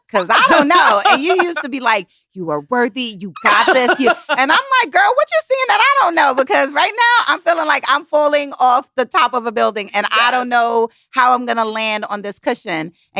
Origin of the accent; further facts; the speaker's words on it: Brooklyn, New York, United States; also born or lived in Kingston, Jamaica; I'm from Brooklyn, New York, born in Kingston, Jamaica. So I'm an immigrant girl.